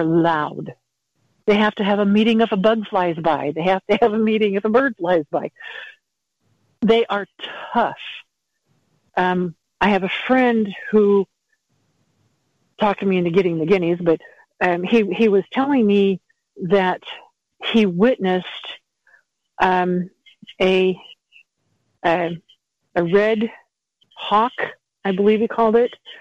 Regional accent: Montana, United States; I'm from Montana

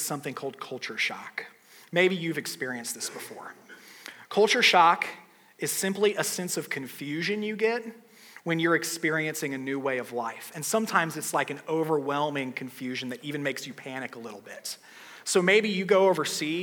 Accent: United States; I'm an American

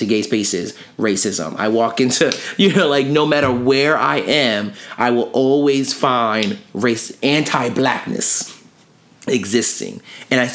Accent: Camden, New Jersey, United States; when I was younger and living in Camden, New Jersey, and I grew up around Asian and Latinx people

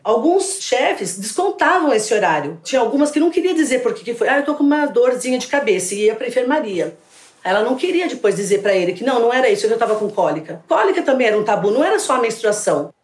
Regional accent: São Paulo, Brazil; Eu sou de São Paulo, estou aposentada agora e estou dando consultoria.

